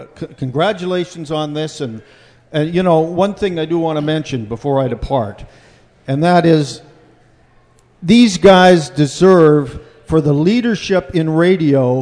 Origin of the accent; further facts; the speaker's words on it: Canada; now in United States; I have become an American citizen now, too